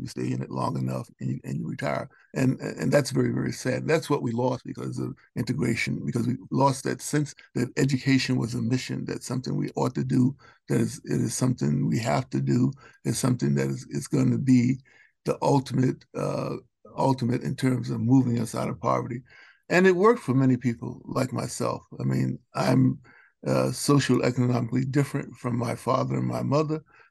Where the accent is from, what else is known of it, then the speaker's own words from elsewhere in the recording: Roanoke, Virginia, United States; also born or lived in Baltimore, Maryland; I moved to Roanoke, Virginia when I was 6 years old